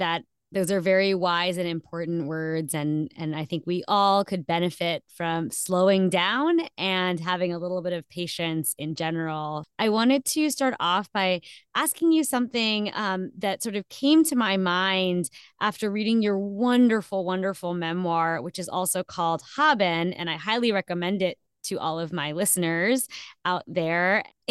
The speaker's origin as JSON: {"language": "English", "region": "New Jersey", "country": "United States", "also_born_or_lived": "India", "said": "I am Indian, but I'm Muslim, and half of my family migrated to Pakistan during independence and partition on the South Asian subcontinent. So that question, where you're from, is complicated, but the simple answer is always New Jersey."}